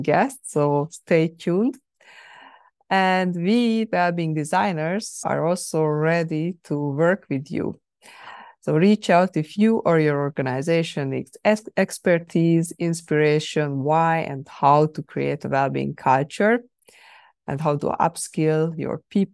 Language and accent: English; Hungary; moved away; I was traveling to Hungary, to my home country